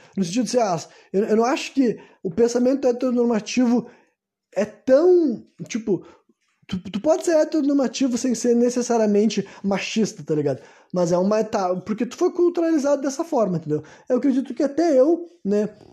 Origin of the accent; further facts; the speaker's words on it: Porto Alegre, Rio Grande do Sul, Brazil; Nasci no Brasil, né, Porto Alegre, Rio Grande do Sul, 1993, né? Foi nesse foi nesse ano que eu nasci, foi nesse país que eu me criei